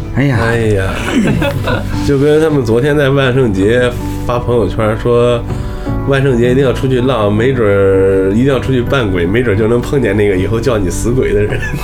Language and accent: Chinese; Xingtai, Hebei, China; 我小的时候在我们的那个现在叫桥西区第一菜市场，原来在南小旺那边儿啊，有一个张师傅刀削面，我从小就吃